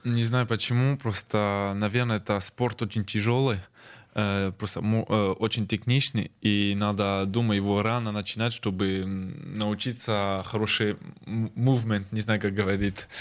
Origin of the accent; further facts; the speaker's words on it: France; moved away as an adult; now in Saint Petersburg, Russia; я родился во Франции